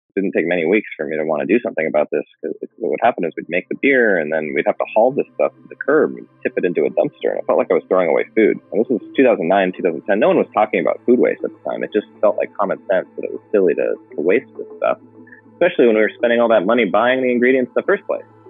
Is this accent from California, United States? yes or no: yes; Northern California, United States; also born or lived in Los Angeles, California; I was technically born in Los Angeles, Southern California, but was raised in Northern California